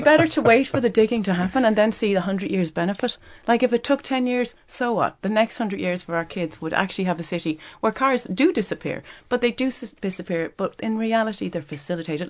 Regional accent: Dublin, Leinster, Ireland; I didn't realize I was a coachie 'cause I've always been a dub

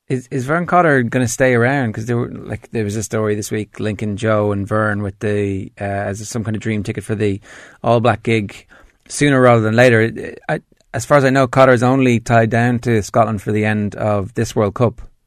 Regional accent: Ireland; as an Irishman

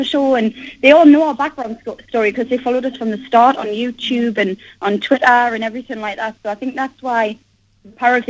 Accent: Geordie, North East England, United Kingdom; accent: Geordie; I'm Geordie.

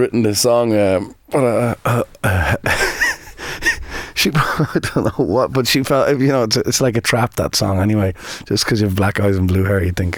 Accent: Birr, County Offaly, Ireland; now in Dublin, Ireland; I grew up in Birr, County Offaly, on the main thoroughfare, which is called Main Street.

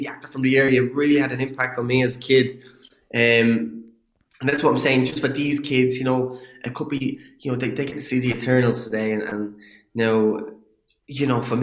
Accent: Ireland; accent: Irish; I get to use my own accent. Now, I had to tamper the accent a little bit for, you know, to understand, for people to understand me a bit better. But, you know, that identity of being an Irish

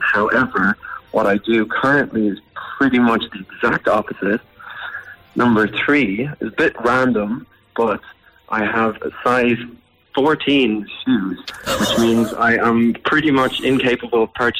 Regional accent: Dublin, Leinster, Ireland; moved away as an adult; now in London, United Kingdom; I'm Irish. I'm from Dublin, but I live abroad in London, and I have done for quite a while now.

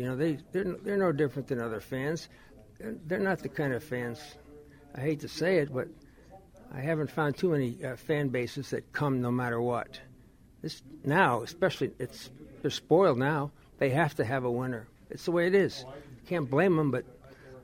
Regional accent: Ohio, United States; moved away as an adult; now in Boston, United States; I was not born here, and I grew up in Ohio.

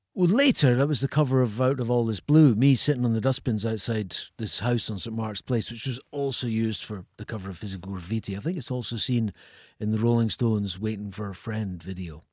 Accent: Edinburgh, Scotland, United Kingdom; moved away; also born or lived in Ayr; I'm from Edinburgh, but, but I spent my teenage years in Ayr.

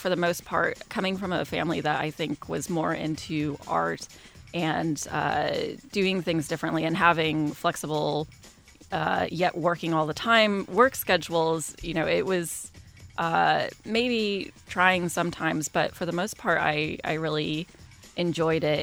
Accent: Kansas, United States; Growing up in Kansas

